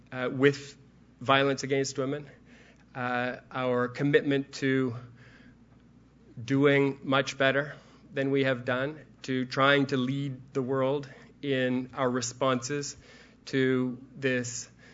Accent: Toronto, Ontario, Canada; moved away as an adult; It's great to be in Toronto. This is my hometown. This is where I grew up.

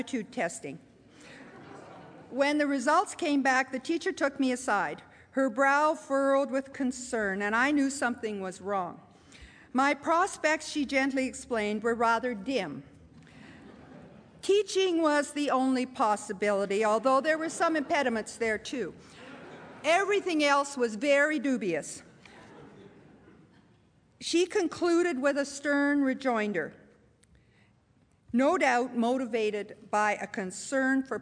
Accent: Pincher Creek, Alberta, Canada; moved away; I was born not in Toronto, but at a far, point far distant, A tiny town, Pincher Creek, at that point population 1,700, got to 2,000 before I left, a town tucked in the southwest corner of Alberta.

